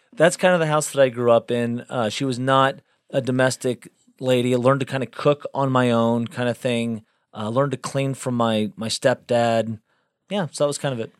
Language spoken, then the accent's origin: English; Galveston, Texas, United States; also born or lived in South Bend, Indiana / North Carolina; I spent most of my life growing up in Galveston, Texas